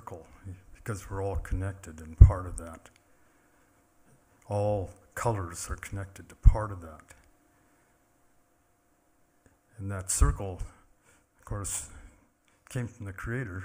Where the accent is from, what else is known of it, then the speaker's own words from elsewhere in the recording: Confederated Salish and Kootenai Tribes, Montana, United States; I'm from the Confederated Salish and Kootenai tribes